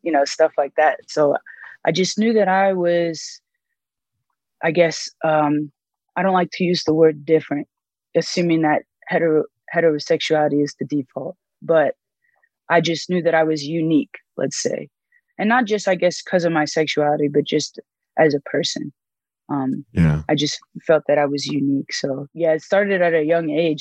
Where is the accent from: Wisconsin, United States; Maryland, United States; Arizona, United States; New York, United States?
Maryland, United States; the DMV; moved away as an adult; also born or lived in Miami, Florida / Texas; now in Colorado, United States; I moved to Maryland and I grew up in the DMV